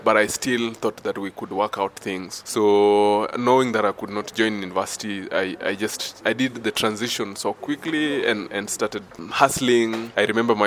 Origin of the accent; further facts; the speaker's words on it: Nairobi, Kenya; I'm from Nairobi, Mathare, Kenya